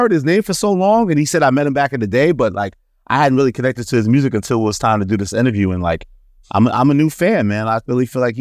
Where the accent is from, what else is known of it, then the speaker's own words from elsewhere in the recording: New York City, New York, United States; growing, growing up in Queens